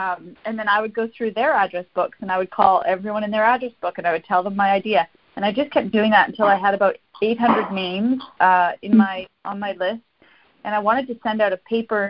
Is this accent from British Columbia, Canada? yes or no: no; Sudbury, Ontario, Canada; I grew up in a small city called Sudbury, Ontario.